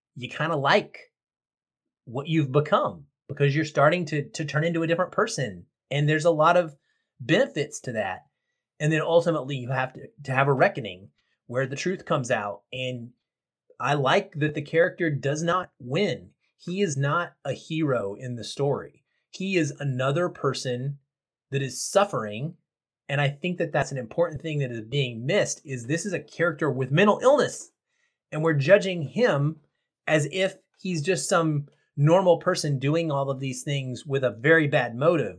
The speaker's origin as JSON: {"language": "English", "region": "the South", "country": "United States", "tie": "born or raised there", "said": "I grew up in the South and not in the 70s, but in the 80s and the 90s"}